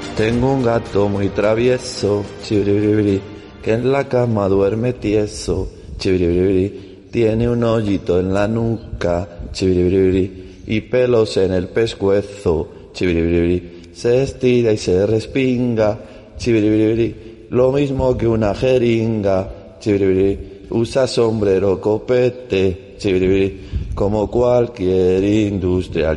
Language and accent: Spanish; Argentina; accent: Argentine; moved away as an adult; now in Aldearrubia, Spain; Como verán por mi acento, soy argentino